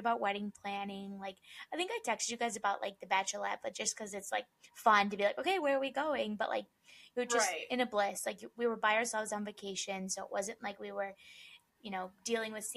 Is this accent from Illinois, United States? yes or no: yes; Chicago, Illinois, United States; moved away as an adult; now in Arizona, United States; we're both from Chicago